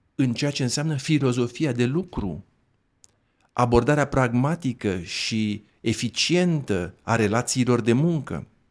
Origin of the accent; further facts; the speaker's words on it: Dorohoi, Botoșani County, Romania; eu sunt de la Dorohoa.